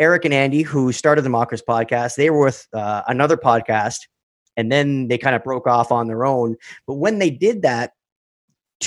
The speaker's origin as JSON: {"language": "English", "country": "Canada", "said": "We're Canadian"}